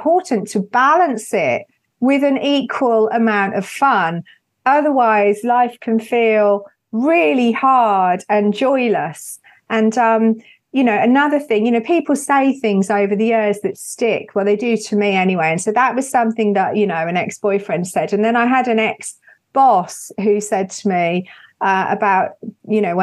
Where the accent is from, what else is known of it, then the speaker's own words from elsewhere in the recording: United Kingdom; especially being British